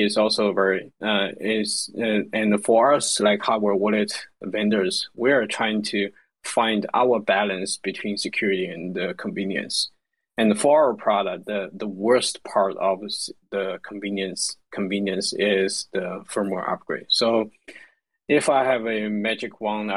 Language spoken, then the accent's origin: English; China; I'm from China, so I'm more familiar with the developing countries